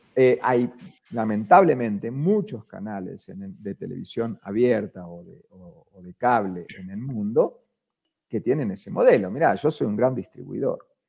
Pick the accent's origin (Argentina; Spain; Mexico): Argentina; accent: Argentine; moved away as an adult; now in Colombia; yo soy argentino, si no se, nota por, mi acento